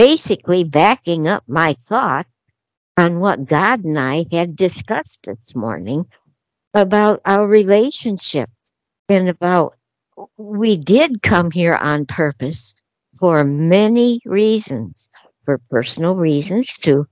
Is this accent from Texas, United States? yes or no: no; Denver, Colorado, United States; I'm from Denver